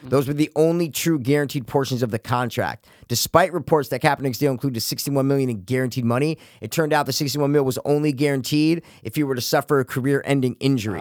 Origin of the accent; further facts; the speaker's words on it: United States; that's what you do as an American